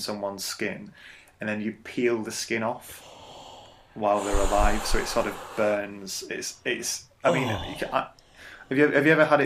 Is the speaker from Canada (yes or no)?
no; Bolton, North West England, United Kingdom; moved away; I'm from Bolton originally